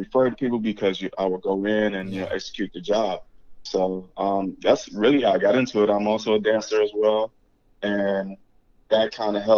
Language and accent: English; Detroit, Michigan, United States; now in Orlando, United States; I'm from Detroit, Michigan, currently residing in Orlando, Florida.